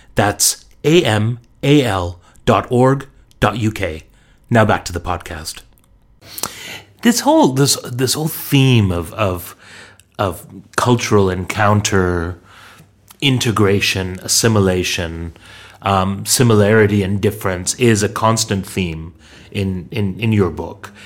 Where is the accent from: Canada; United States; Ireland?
Canada; now in London, United Kingdom; our identity as a Muslim minority growing up in growing up in Canada